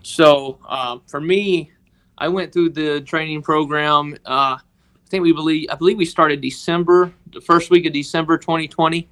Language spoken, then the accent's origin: English; Tishomingo, Mississippi, United States; I was born and raised in, uh, Tishomingo, Mississippi